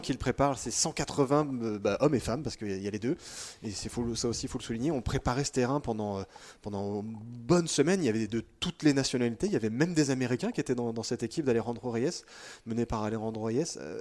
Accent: France; on est français, qu'on est en France

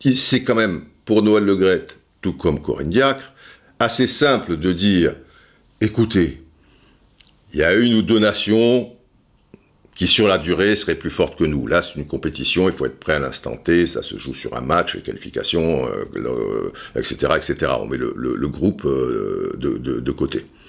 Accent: France; chez nous en France

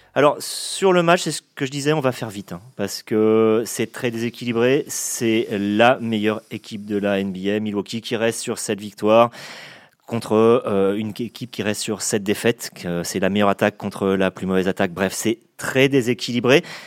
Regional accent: France; chez nous, en France

